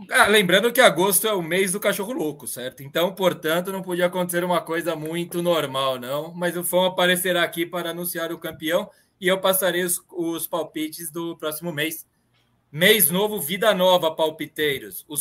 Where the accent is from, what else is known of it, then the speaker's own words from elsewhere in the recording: São Bernardo do Campo, São Paulo, Brazil; now in São Paulo, Brazil; Hoje eu estou em São Paulo, mas eu sou de São Bernardo.